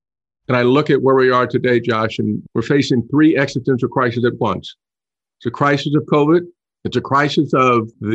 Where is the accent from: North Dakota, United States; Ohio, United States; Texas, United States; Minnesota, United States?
Ohio, United States; Dayton; I grew up in Dayton, Ohio, across the street from the Howard Paper Mill